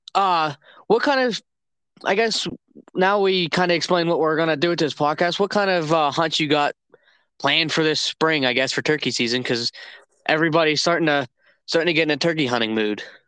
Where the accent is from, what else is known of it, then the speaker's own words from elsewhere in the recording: Northeast Ohio, United States; am from Northeast Ohio